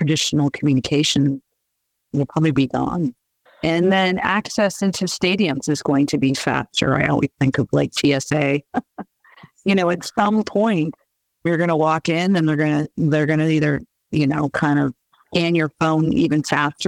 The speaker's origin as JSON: {"language": "English", "area": "Bay Area", "region": "California", "country": "United States", "tie": "born or raised there", "moved": "yes", "said": "I grew up in the Bay Area"}